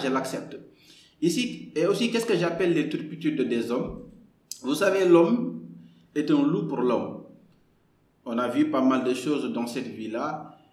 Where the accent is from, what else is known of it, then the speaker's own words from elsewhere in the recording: Kaolack, Senegal; moved away as an adult; also born or lived in Dakar; je suis né le 15 mars 1991 à Kaolack. Euh, j'ai grandi à Kaolack, j'ai tout fait à Kaolack